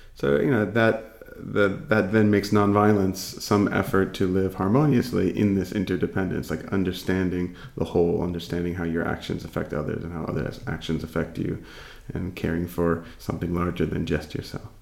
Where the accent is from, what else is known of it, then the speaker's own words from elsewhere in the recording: East Coast of the United States, United States; now in California, United States; I grew up on the East Coast, and I, currently live on the West Coast in California